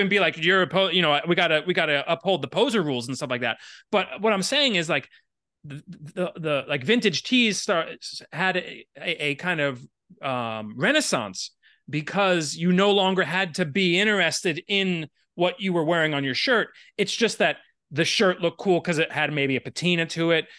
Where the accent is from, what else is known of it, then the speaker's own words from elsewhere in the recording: Miami, Florida, United States; moved away as an adult; also born or lived in Syracuse, New York; I grew up in Miami and, like, straight edge is not a thing there.